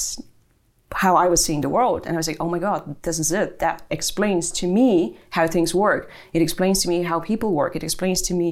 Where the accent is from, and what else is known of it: Bulgaria; born or raised there; English is a second language; moved away as an adult; also born or lived in Germany; now in Ireland